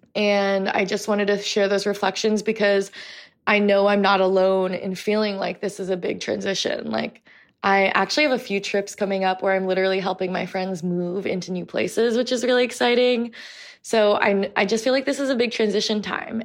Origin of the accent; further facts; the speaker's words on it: United States; also born or lived in New York City, New York / Portland, Oregon; we've grown up being catcalled on the streets of New York City. We've grown up with microaggressions and racism in Portland, Oregon and online